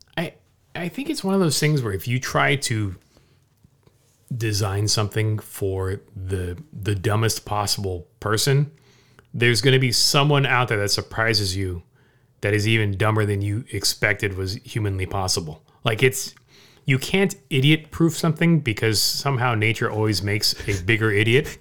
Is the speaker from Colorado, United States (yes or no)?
no; Orange County, Southern California, United States; growing up in Southern California, in Orange County